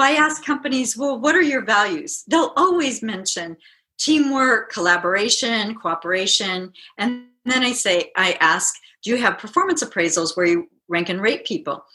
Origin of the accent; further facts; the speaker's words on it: Midwest, United States; I'm from the Midwest